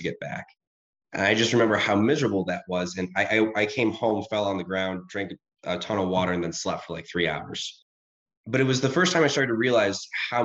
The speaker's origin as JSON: {"language": "English", "town": "Rochester", "region": "New York", "country": "United States", "tie": "born or raised there", "said": "I grew up in Rochester, New York."}